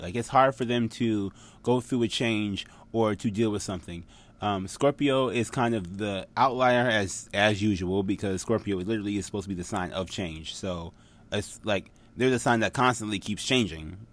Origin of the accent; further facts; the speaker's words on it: United States; I grew up in America